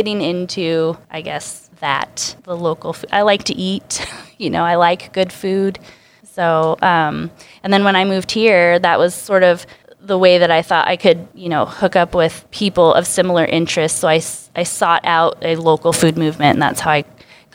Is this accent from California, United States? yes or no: no; Spokane, Washington, United States; also born or lived in Bellingham; I grew up in Spokane